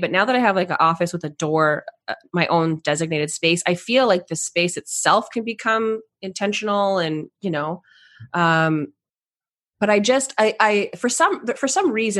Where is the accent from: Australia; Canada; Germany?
Canada; I'm Canadian